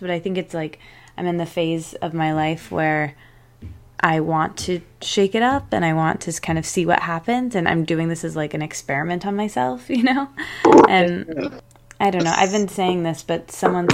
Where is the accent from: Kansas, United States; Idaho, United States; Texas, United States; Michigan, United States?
Michigan, United States; also born or lived in Detroit; I'm from Michigan, actually, and that's where I live now